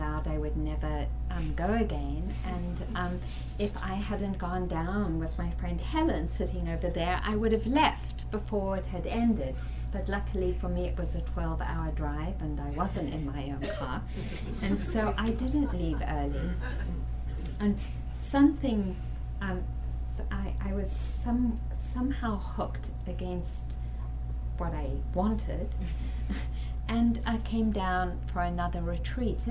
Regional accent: South Africa; growing up in South Africa under the apartheid regime

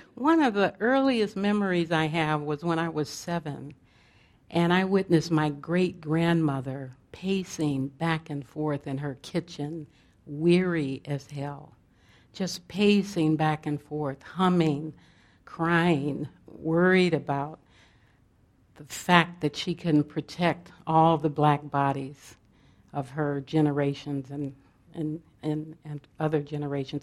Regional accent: Los Angeles, California, United States; I was born in South Central Los Angeles in the, in the heat of the civil rights and Black Panther movements

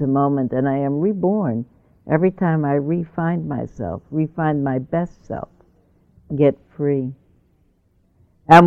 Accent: New York, United States; moved away; I grew up in New York, but I left New York before the buildings were built.

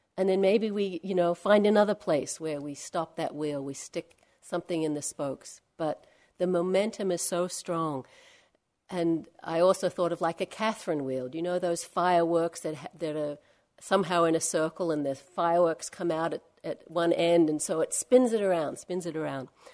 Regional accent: Australia; Not from Perth, I'm from Australia

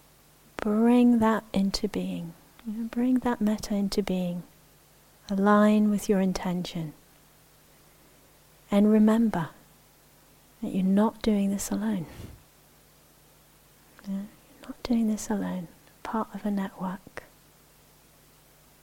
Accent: Israel; I mentioned I grew up in the Middle East. I grew up in Israel, and I'm a Jewish Israeli.

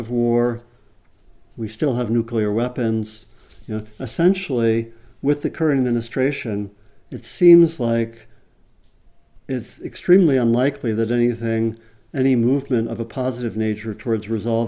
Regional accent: Berkeley, California, United States; my hometown of Berkeley, California

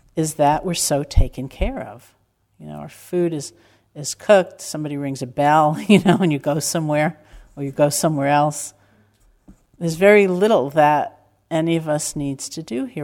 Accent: New York, United States; growing up in New York

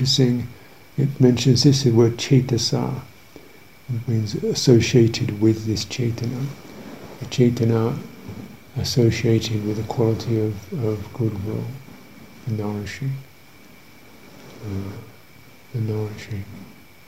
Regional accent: United Kingdom; being British

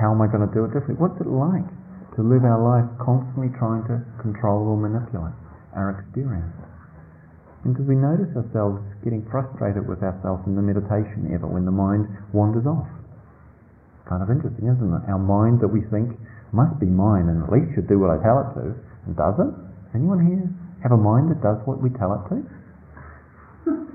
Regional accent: New Zealand; moved away; I grew up in New Zealand in a small country town

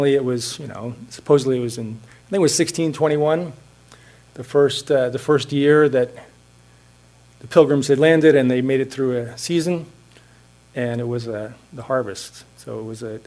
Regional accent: Hanover, New Hampshire, United States; now in Cambridge, United States; my hometown of Hanover, New Hampshire

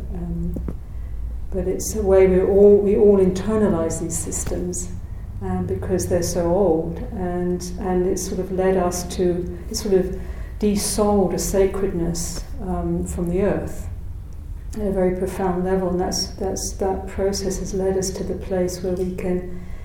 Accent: United Kingdom; moved away as an adult; also born or lived in South Africa / Ireland (parentage); I came originally from Britain

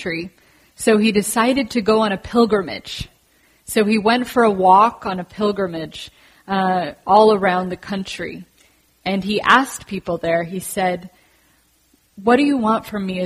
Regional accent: San Francisco, California, United States; I grew up in San Francisco

